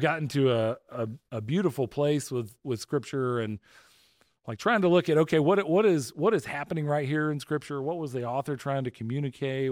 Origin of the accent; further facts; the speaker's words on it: just outside of Atlanta, Georgia, United States; I grew up just outside of Atlanta